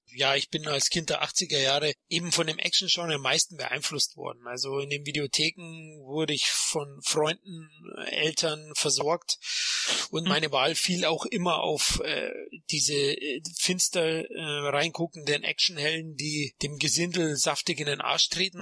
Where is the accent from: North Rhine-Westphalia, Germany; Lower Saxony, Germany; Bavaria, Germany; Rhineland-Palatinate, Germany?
Bavaria, Germany; Munich; accent: Bavarian; lebe in München, bin ein Münchner Kindl, also ein echter Bayer und vielleicht hört man das an meinen Rs